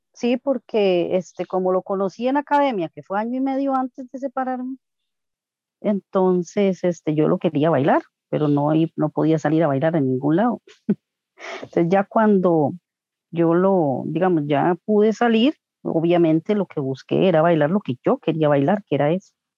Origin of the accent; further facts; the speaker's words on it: Coronado, San José, Costa Rica; also born or lived in Tibás; yo soy de Coronado, pero, o sea, yo no nací están viviendo en Coronado, vivíamos en Tivas Y a los tres ah, meses, de, desde los tres meses de nacida vivo aquí en Coronado